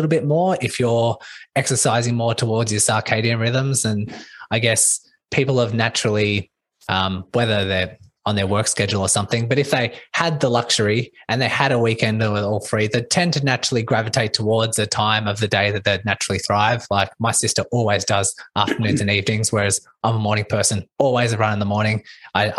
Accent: Melbourne, Victoria, Australia; I'm from Melbourne, Australia

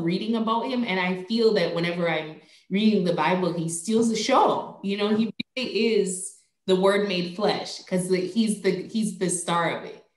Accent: Jamaica; moved away; also born or lived in Virginia; I grew up in Jamaica

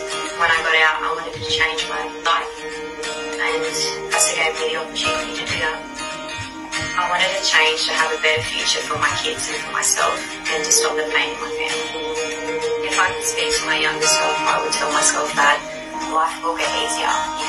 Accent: Sydney, New South Wales, Australia; also born or lived in Darwin; I grew up in Sydney, but I'm from Darwin and I live in Alice Springs.

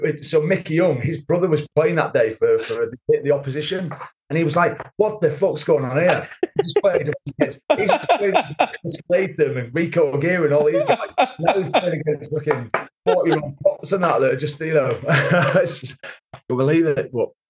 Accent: Kendal, North West England, United Kingdom; moved away; also born or lived in Newcastle; played at my home club at Kendal.

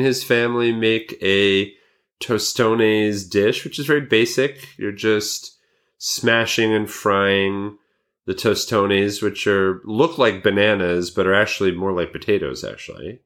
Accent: Montrose, New York, United States; it was in Montrose, New York. And I know this 'cause it's kinda my hometown.

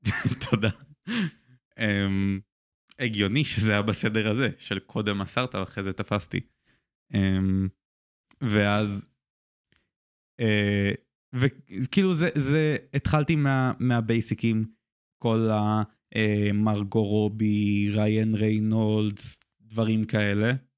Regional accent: Israel; אני גדלתי בבית שהוא ישראלי

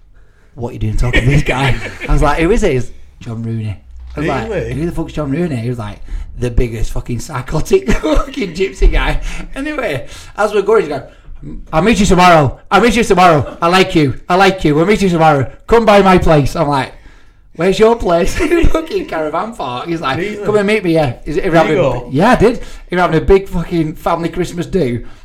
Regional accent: Burnley, North West England, United Kingdom; I'm from Burnley.

